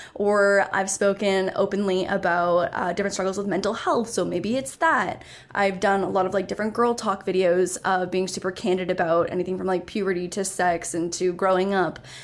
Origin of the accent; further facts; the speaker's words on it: Canada; also born or lived in Toronto; I'm Canadian, so I was in Toronto for university